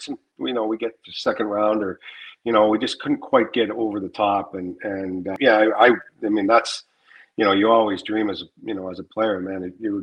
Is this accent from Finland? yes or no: no; Canada; I'm Canadian and I grew up a Habs fan